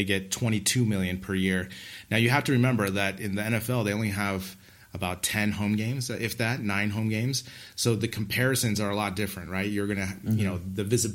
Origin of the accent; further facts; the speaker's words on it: United States; as an American